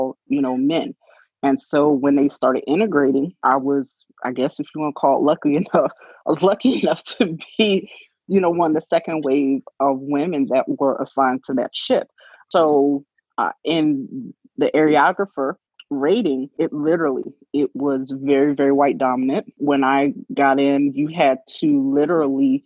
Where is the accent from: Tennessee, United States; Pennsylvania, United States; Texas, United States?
Pennsylvania, United States; Philadelphia; I am originally from Philadelphia, Pennsylvania, born and raised